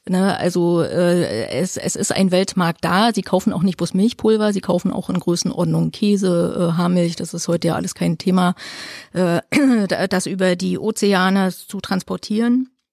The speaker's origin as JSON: {"language": "German", "region": "Mecklenburg-Vorpommern", "country": "Germany", "said": "für uns als Ostdeutsche"}